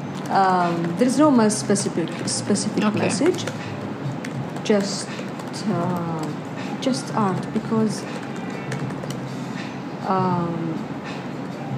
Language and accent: English; Saudi Arabia; I'm from Saudi Arabia